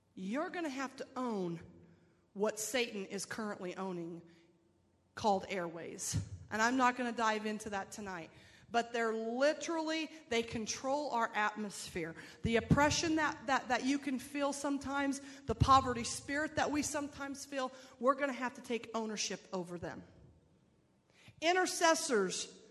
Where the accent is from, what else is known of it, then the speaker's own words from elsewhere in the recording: Phoenix, Arizona, United States; I'm from Phoenix